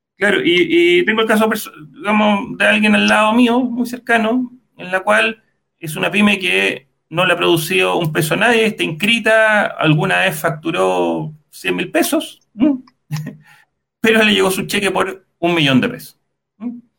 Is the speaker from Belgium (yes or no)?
no; Chile; nuestro país